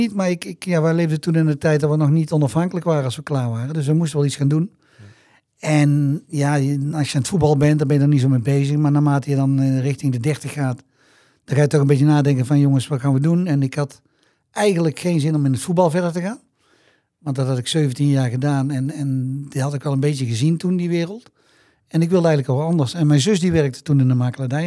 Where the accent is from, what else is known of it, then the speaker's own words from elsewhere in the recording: Tilburg, North Brabant, Netherlands; ik kwam uit Tilburg, ik ben hier opgegroeid, ik ben hier geboren en getogen